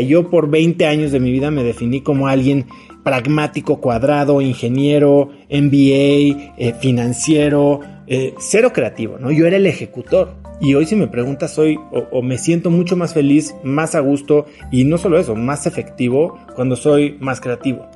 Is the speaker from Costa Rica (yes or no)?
no; Mexico; also born or lived in New York / Miami; soy mexicano